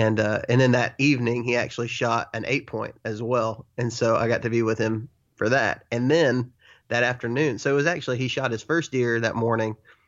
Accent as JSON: {"language": "English", "region": "Texas", "country": "United States", "tie": "born or raised there", "said": "I grew up in West Texas where it's such a different, it's just a different game."}